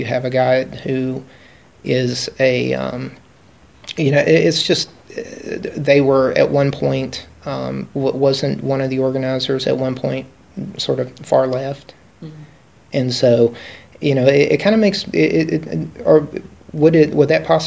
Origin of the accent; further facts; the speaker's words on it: Appalachia, United States; I'm an Appalachian American, and so that's how I identify